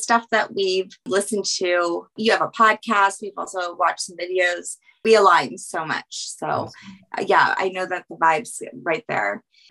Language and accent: English; Aurora, Colorado, United States; also born or lived in New Orleans; I've been here since 2nd grade.